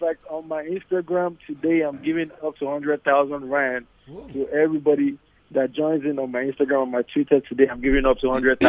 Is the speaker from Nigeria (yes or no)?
yes; Nigeria; also born or lived in United States; now in Los Angeles, United States; as a Nigerian, it's just something we were born into.